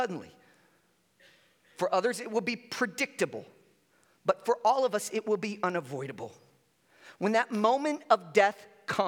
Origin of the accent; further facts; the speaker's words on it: Chicago, Illinois, United States; I grew up in Chicago and during the 80s and 90s.